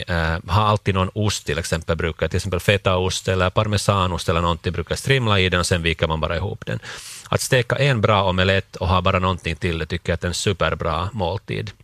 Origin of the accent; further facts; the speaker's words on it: Finland; för oss som finländare